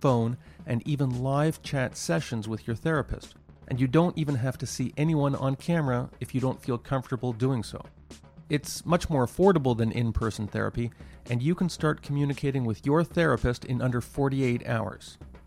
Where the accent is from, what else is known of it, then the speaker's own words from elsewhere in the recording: Montreal, Quebec, Canada; in Montreal, my hometown